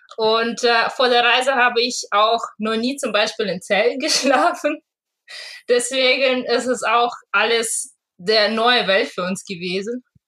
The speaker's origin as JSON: {"language": "German", "country": "Russia", "also_born_or_lived": "Hamburg, Germany", "moved": "yes", "said": "Ich komme ursprünglich aus Russland"}